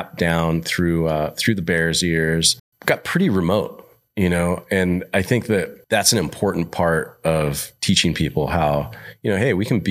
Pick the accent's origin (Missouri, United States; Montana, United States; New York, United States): Montana, United States; I'm from Montana